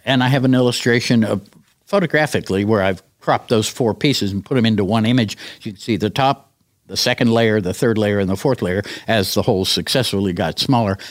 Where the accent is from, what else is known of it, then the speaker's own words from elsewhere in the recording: United States; We came from America